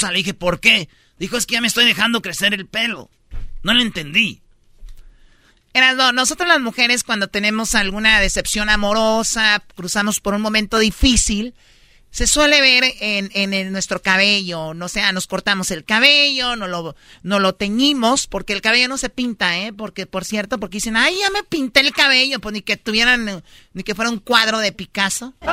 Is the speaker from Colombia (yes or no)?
no; Jalisco, Mexico; Es mi tradición, soy de Jalisco, soy de Los Altos, siempre fui escaramuza desde niña